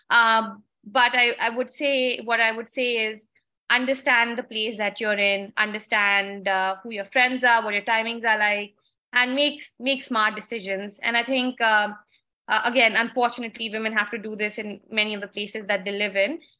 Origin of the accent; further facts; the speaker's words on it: New Delhi, Delhi, India; I mean, I came from New Delhi